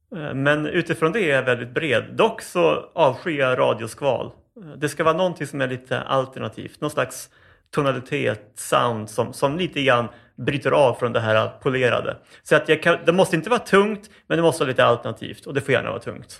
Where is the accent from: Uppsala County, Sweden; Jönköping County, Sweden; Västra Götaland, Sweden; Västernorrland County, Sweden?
Uppsala County, Sweden; Uppsala; jag föddes under ganska dramatiska omständigheter faktiskt eh, på Akademiska sjukhuset i Uppsala